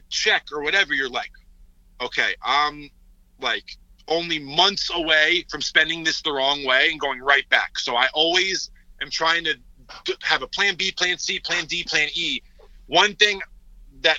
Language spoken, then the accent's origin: English; Connecticut, United States; I grew up in Connecticut.